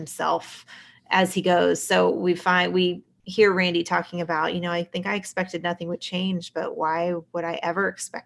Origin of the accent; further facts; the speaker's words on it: Houston, Texas, United States; moved away as an adult; also born or lived in Oklahoma; We moved up from Houston right after I graduated high school